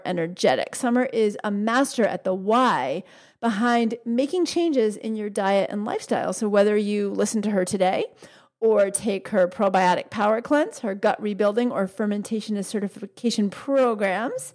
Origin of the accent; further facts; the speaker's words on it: New York, United States; I grew up in New York